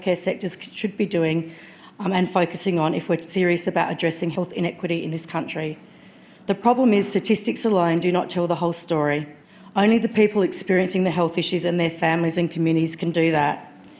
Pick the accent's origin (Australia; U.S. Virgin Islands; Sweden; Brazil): Australia; Adelaide, South Australia; I'm an Amudja Eastern Arunda woman with family connections to Central Australia, but I was born here on Kaurna country.